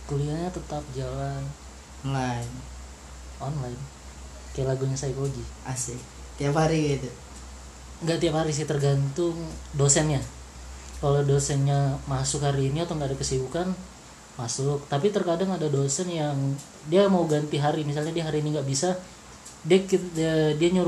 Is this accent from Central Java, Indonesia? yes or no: no; Berau, East Kalimantan, Indonesia; uh, asal huh? asal saya dari Berau saya kuliah di Unmul itu aja